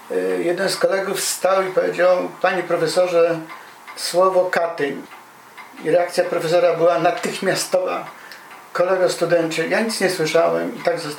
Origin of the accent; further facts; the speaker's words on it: Silesian Voivodeship, Poland; ja się wychowałem na Śląsku